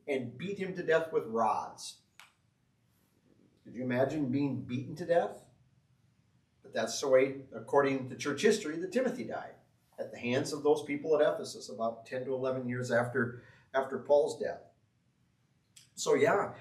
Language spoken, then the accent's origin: English; Greene, Iowa, United States; moved away; I'm from Green, Iowa.